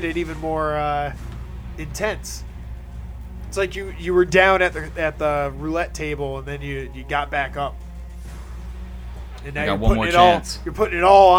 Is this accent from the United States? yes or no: yes; New York, United States; we're from the Union States up in New York